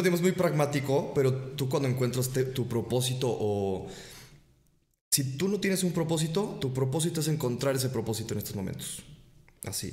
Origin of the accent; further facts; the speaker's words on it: Mexico; Y a nosotros que somos de... Es otra cultura México también.